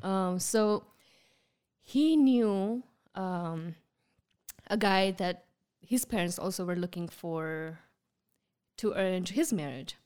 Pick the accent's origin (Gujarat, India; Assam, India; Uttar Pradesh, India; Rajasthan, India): Gujarat, India; first language Gujarati; English is a second language; moved away as an adult; you know, I'm from Gujarat